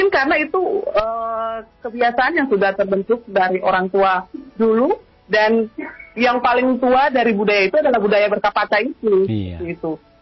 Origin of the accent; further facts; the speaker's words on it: Maluku, Indonesia; kita, saya sendiri sebagai orang Maluku, saya mau, mau yang begitu konsen dengan uh, sastra lisan dan belakangan ini lebih ke Kapata